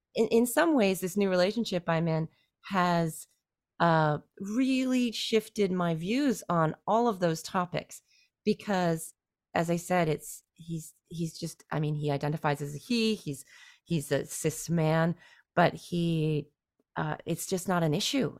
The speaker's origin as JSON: {"language": "English", "country": "Canada", "moved": "as an adult", "lives_now": "China", "said": "my identity as a Canadian"}